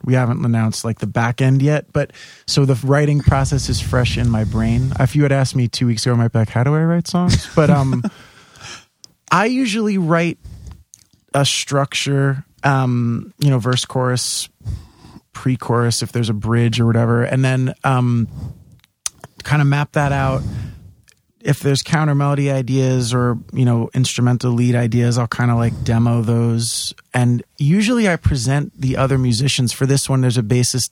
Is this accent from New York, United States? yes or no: yes; New York City, New York, United States; also born or lived in Staten Island; I, grew up in Bay Ridge, and then when we were, I was 11, we moved to Staten Island